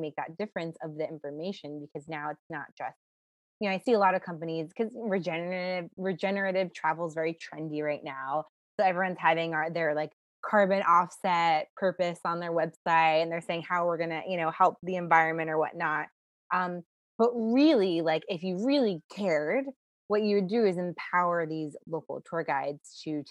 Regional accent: New York City, New York, United States; I'm from New York City.

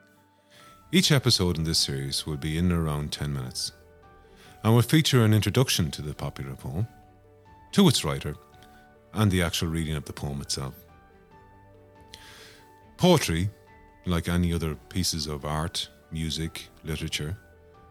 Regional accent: Longford, Leinster, Ireland; moved away as an adult; also born or lived in Dublin; now in Sligo, Ireland; I'm originally from Longford

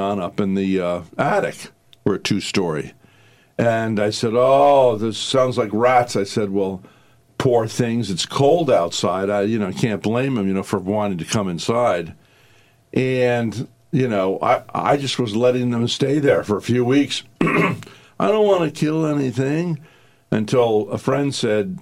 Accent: Northeast, United States; now in Vero Beach, United States; I was brought up in the Northeast

